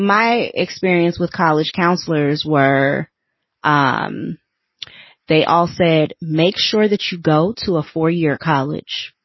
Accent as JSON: {"language": "English", "town": "Los Angeles", "region": "California", "country": "United States", "tie": "born or raised there", "said": "I grew up in South Central"}